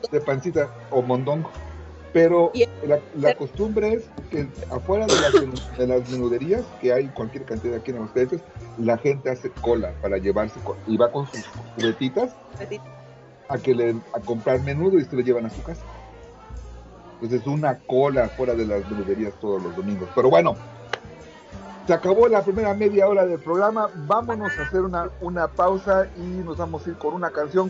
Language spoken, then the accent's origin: Spanish; Veracruz, Mexico; donde yo crecí en Veracruz